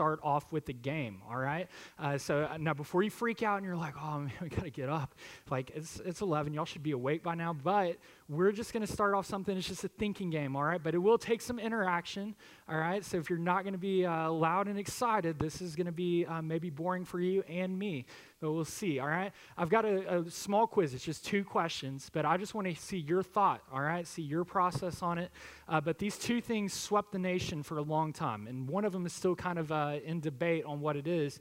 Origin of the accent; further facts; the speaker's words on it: Harmony, Texas, United States; I grew up in Harmony, and just having the honor and privilege to come back home